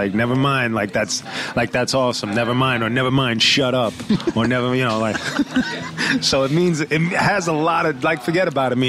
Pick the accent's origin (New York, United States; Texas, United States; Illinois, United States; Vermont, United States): New York, United States; Brooklyn; Home. I was born in Kings County Hospital, which is deeper into Brooklyn near Sheepshead Bay.